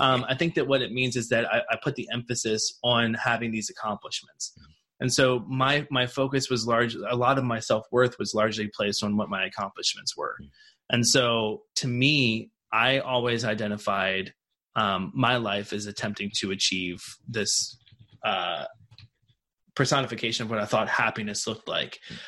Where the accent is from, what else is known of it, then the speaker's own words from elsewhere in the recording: Martinsburg, West Virginia, United States; Martinsburg, West Virginia, which is where I grew up.